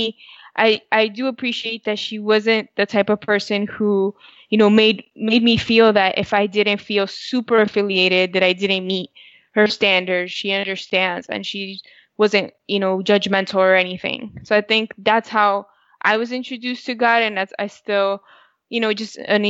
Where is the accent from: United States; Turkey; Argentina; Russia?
United States; first language Spanish; English is a second language; Spanish is my first language. But then coming here to the U.S. very young at 5